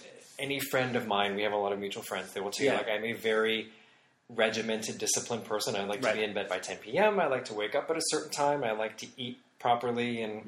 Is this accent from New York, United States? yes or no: no; Michigan, United States; moved away; When this was in the 70s, growing up in Michigan.